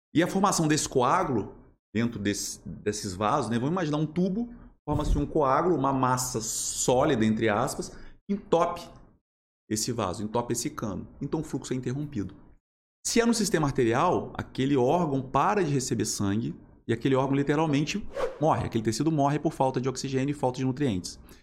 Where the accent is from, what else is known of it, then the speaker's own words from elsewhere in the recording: Volta Redonda, Rio de Janeiro, Brazil; also born or lived in Niterói; Sou, sou nascido em Volta Redonda